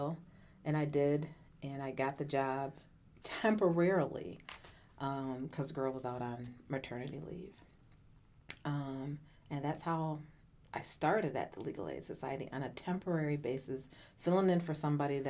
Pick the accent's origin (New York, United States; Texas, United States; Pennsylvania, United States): New York, United States; Syracuse; I was born and raised here in Syracuse, New York